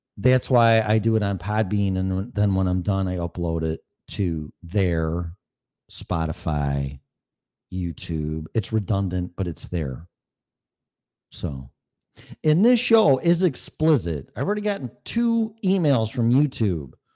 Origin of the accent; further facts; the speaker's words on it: Streamwood, Illinois, United States; moved away as an adult; also born or lived in Park Ridge, Illinois / Davis Junction, Illinois / Algonquin, Illinois; now in Colorado, United States; I grew up in Streamwood, Schaumburg area, Elgin area